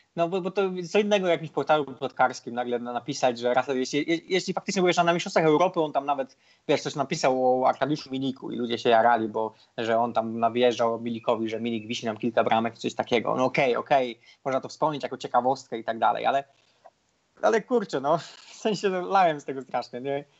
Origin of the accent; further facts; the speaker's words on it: Poland; mówimy, że z Polski